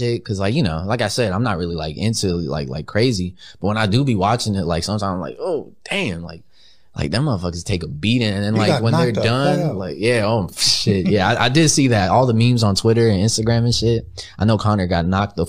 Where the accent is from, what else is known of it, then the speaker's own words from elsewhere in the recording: Bell Gardens, California, United States; Originally, I was born in Bell Gardens, California.